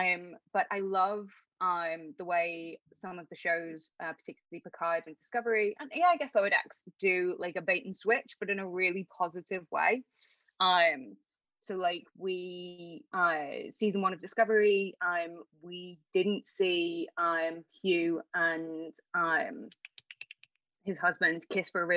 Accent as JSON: {"language": "English", "town": "Liverpool", "region": "North West England", "country": "United Kingdom", "said": "I'm from Liverpool"}